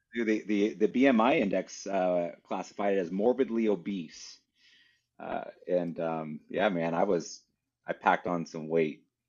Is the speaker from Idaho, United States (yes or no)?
yes; Idaho, United States; I'm from Idaho